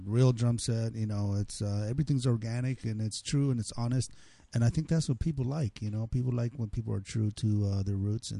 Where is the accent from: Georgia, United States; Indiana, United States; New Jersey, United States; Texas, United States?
Texas, United States; El Paso; moved away as an adult; now in Los Angeles, United States; I'm from El Paso, Texas.